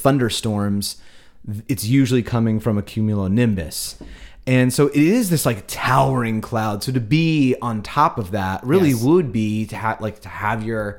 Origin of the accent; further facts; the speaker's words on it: New Jersey, United States; so we grew up in New Jersey, like an hour away from Ocean City, New Jersey.